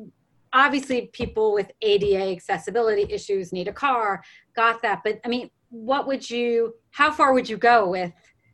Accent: New York, United States; now in Los Angeles, United States; I'm from New York

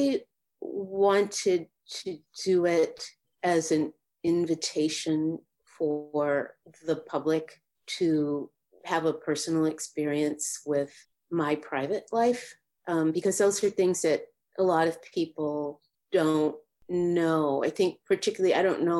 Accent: Boston, Massachusetts, United States; I grew up in Dorchester, Massachusetts. It's right in the city of Boston

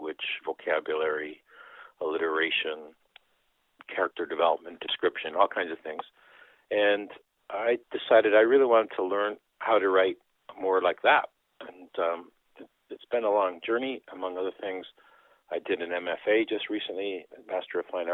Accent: Canada; first language Dutch; English is a second language; And I grew up thinking, I'm not a Canadian, I'm Dutch. In fact, English is my second language. I learned Dutch at home

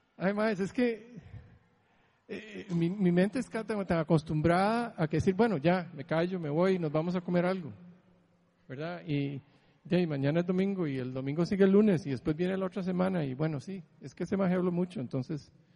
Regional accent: Heredia, Costa Rica; moved away as an adult; now in San Diego, United States; crecí en Heredia, que pasó todo esto, que me jalé, huí de Costa Rica

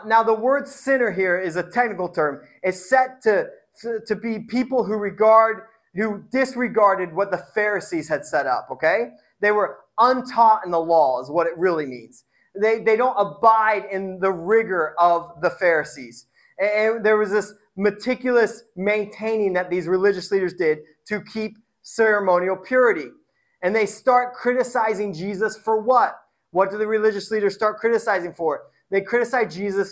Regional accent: Indiana, United States; now in Tacoma, United States; I grew up in Indiana, so it's like everyone's a Christian

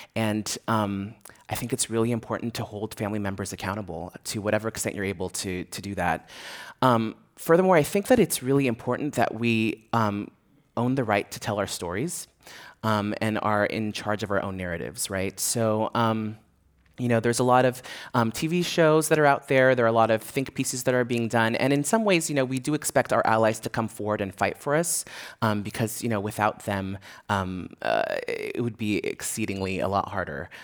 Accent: San Francisco, California, United States; I grew up here in San Francisco, so I feel very rooted here

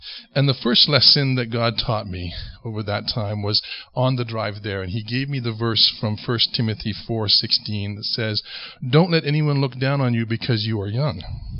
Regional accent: Ontario, Canada; moved away as an adult; now in Western Canada; It was the first time that I came out from Ontario, came out west, and served at Crows Nest Lake Bible Camp for the summer when I was just 18.

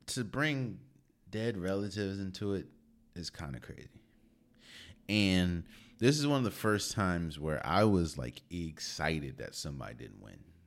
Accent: D.C. area, Maryland, United States; I was born and raised in the Maryland, D C area

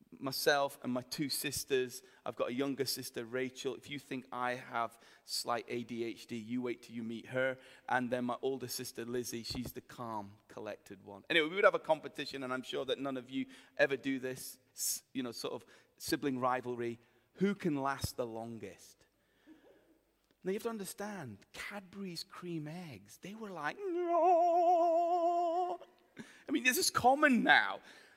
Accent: Himalayas, India; moved away; I lived in India for many years and I grew up in the Himalayas.

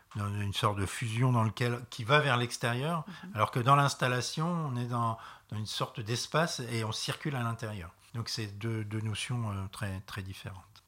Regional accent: Reims, Grand Est, France; je viens de Reims

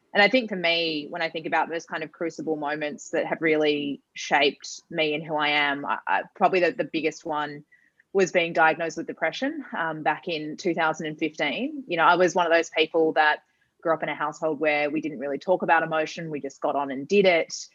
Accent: Perth, Western Australia, Australia; we grew up in Perth, for those who know Perth well, it was in Scarborough.

